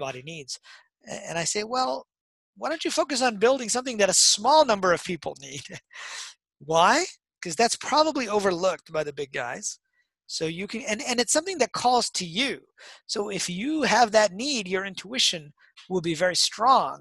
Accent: Detroit, Michigan, United States; I grew up in Detroit

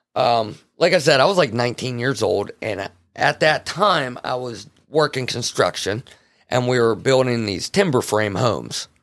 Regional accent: Farmville, Pennsylvania, United States; I'm from Farmville, Pennsylvania

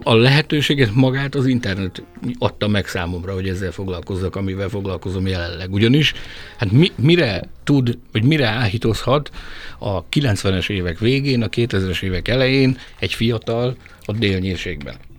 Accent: Hungary; egyedüli hmm. magyarként

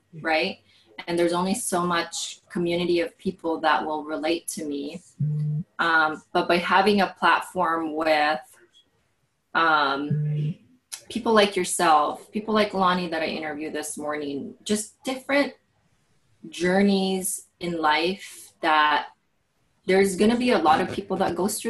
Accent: Portland, Oregon, United States; we're both from the Portland, Oregon area

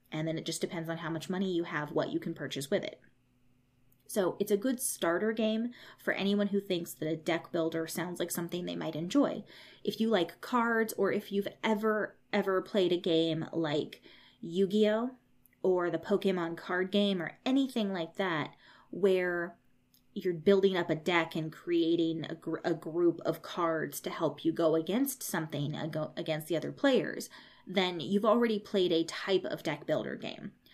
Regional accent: United States; I grew up in America

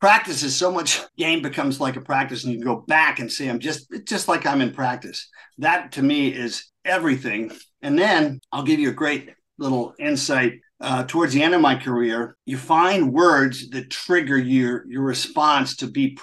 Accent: Washington, District of Columbia, United States; also born or lived in Munich, Germany / London, England; Washington Redskins, which is great for me because that's where I grew up. So it was against my hometown team

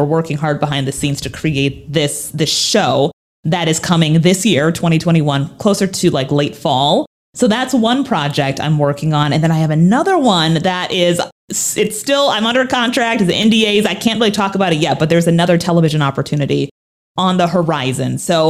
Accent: Minnesota, United States; accent: Minnesota; So let me give you the 411 on my life growing up. I'm from Minnesota. Yes, I used to have an accent. I used to say, oh yeah, don't you know Minnesota?

